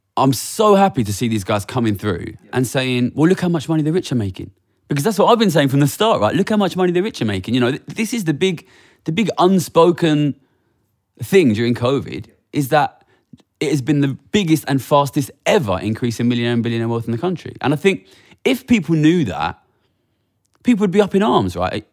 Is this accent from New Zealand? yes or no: no; Ilford, London, United Kingdom; I come from Ilford